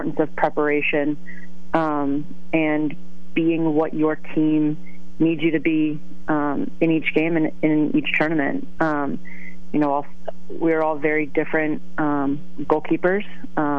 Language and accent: English; Stratford, Connecticut, United States; moved away as an adult; also born or lived in Boston; Down in Stratford